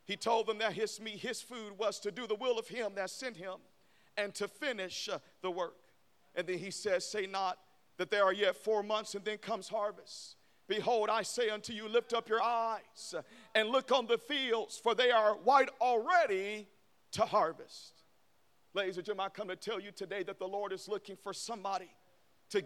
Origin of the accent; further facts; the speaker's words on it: Memphis, Tennessee, United States; I'm from Memphis